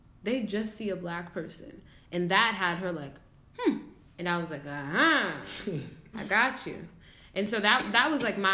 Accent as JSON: {"language": "English", "region": "Massachusetts", "country": "United States", "said": "I'm from Massachusetts"}